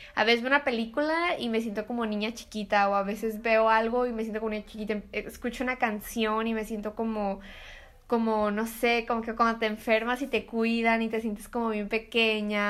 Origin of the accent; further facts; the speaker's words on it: Mexico; somos mexicanos